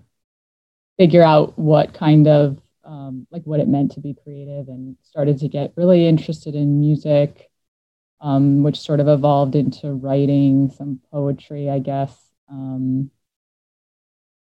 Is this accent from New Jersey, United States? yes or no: yes; New Jersey, United States; now in Philadelphia, United States; I grew up in North Jersey, right outside of New York City.